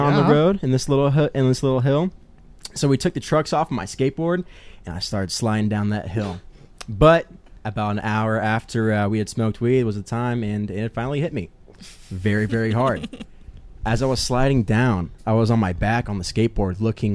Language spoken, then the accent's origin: English; Broken Arrow, Oklahoma, United States; I grew up here in the Broken Arrow area